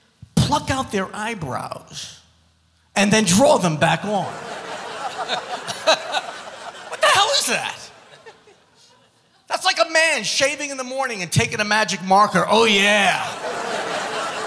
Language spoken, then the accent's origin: English; New York City, New York, United States; I'm from Brooklyn